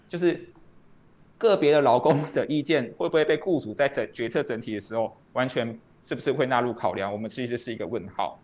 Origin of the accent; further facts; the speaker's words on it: Taiwan; 即使我们是台湾人